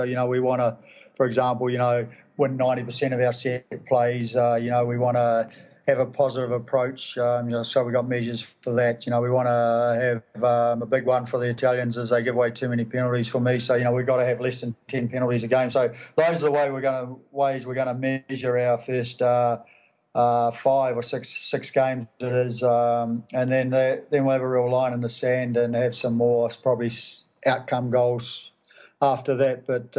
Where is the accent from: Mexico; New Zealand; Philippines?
New Zealand; I mean, you know, I used to watch them all. Used to admire, you know, I was from a little club